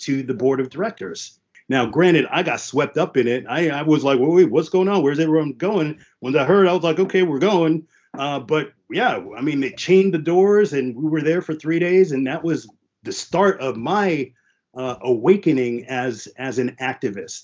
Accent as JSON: {"language": "English", "area": "Jersey Shore", "region": "New Jersey", "country": "United States", "tie": "born or raised there", "also_born_or_lived": "Queens, New York", "first_language": "French and Haitian Creole", "second_language": "English", "said": "I was born in Queens. So I'm from Queens originally and lived there till I was about five or six. And then my formative years in the Jersey Shore"}